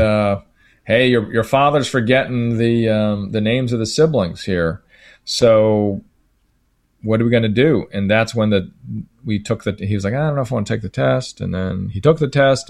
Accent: United States

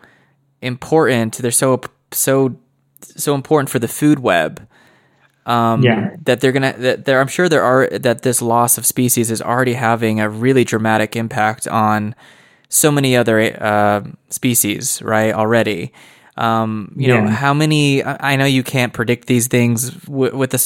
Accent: United States; I'm speaking as an American

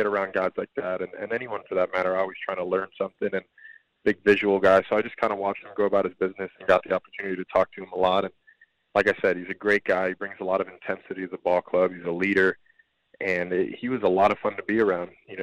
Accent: Miami, Florida, United States; first language Spanish; English is a second language; my hometown team

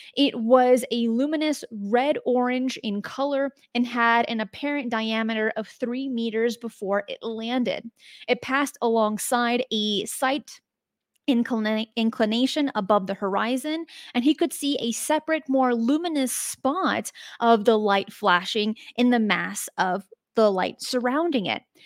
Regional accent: United States; as an American

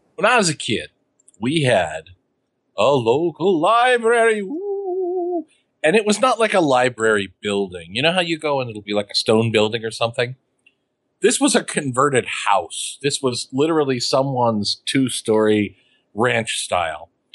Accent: Beloit, Kansas, United States; the supermarket I grew up with in Beloit, Kansas

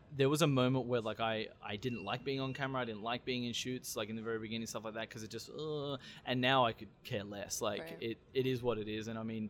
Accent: St. Louis, Missouri, United States; Like if we ever travel outside of St. Louis, if you're in Colorado or Kansas, someone says, where are you from? St. Louis.

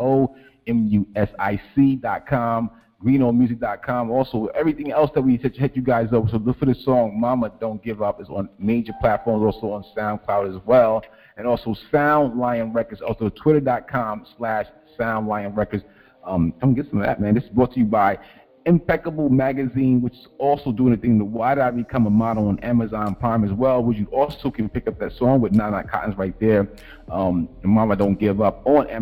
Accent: the New York area, New Jersey, United States; now in Columbus, Ohio, United States; I'm originally from the East Coast, out there in New Jersey, the New York area

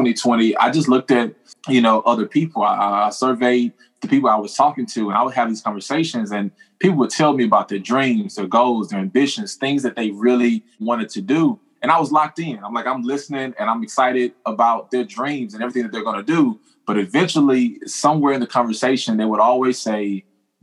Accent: Houston, Texas, United States; born and raised in Houston, Texas

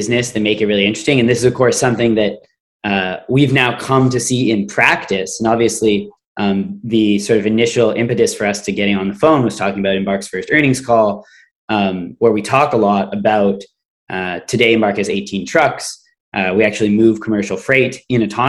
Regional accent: Canada; I'm Canadian

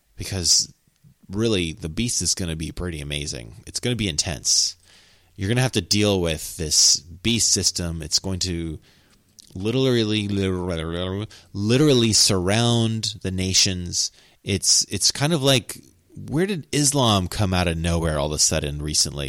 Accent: United States; accent: cowboy; I'm American and that's kind of how I talk English

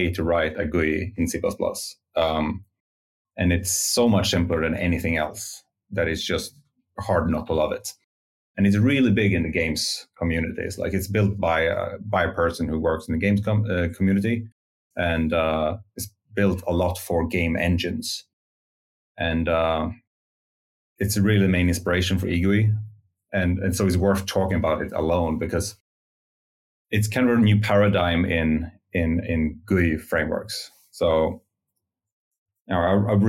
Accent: Stockholm, Stockholm County, Sweden; Well, I'm from Sweden, Stockholm, Sweden, and I think I was about 15 when I fell in love with programming. I had like a course in C++ at I guess Swedish high school

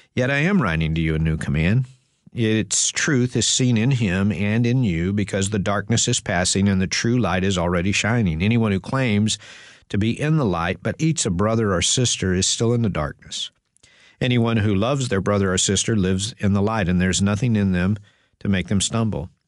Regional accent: Texas, United States; growing up in Texas

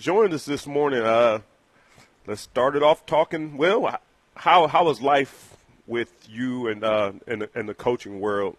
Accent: Cleveland, Ohio, United States; I am from the Cleveland area

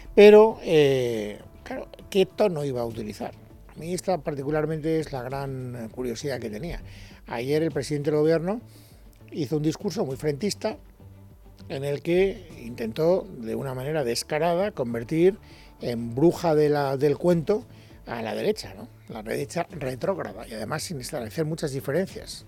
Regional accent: Spain; como ciudadano español

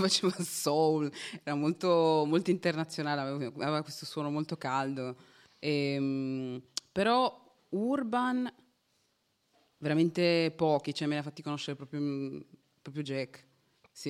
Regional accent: Turin, Piedmont, Italy; Sono di Torino

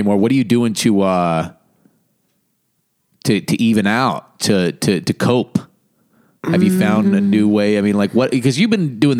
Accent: Boonville, California, United States; moved away; where I grew up in Boonville, there was no black people.

